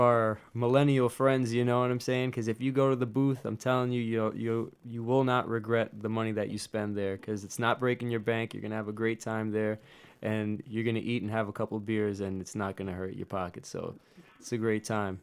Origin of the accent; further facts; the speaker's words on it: New York, United States; now in Nashville, United States; I'm originally from New York